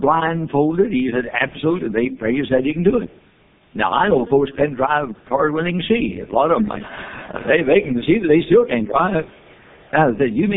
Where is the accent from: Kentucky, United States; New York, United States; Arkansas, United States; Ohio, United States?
Kentucky, United States; Louisville; I came out of Louisville, Kentucky, my hometown